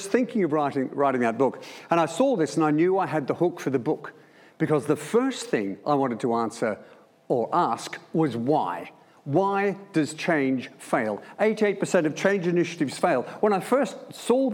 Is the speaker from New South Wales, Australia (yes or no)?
no; Melbourne, Victoria, Australia; moved away; joining the Air Force straight from school. As you can tell by my accent, that was in Melbourne